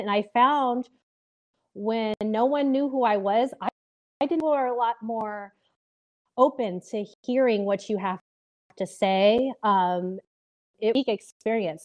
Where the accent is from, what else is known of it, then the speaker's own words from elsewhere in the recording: Bay Area, California, United States; I grew up in the Bay Area, um, I lived there till I was around eleven